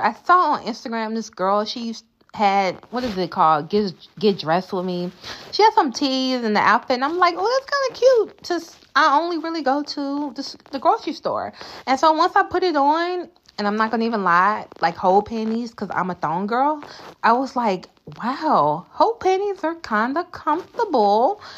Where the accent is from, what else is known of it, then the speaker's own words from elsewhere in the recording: the South, United States; I'm from the South.